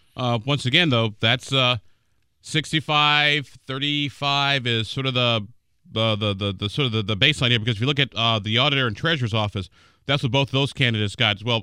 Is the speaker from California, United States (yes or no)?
no; Illinois, United States; now in Indiana, United States; I'm from Illinois